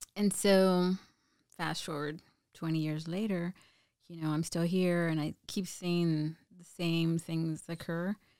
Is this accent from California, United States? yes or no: no; Mission, Texas, United States; moved away as an adult; now in San Antonio, United States; I'm from South Texas, all around here. Um, started at a border town south of, four hours south of here